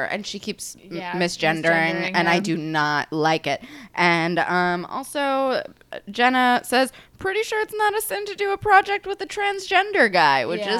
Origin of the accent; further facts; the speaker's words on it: United States; we grew up in America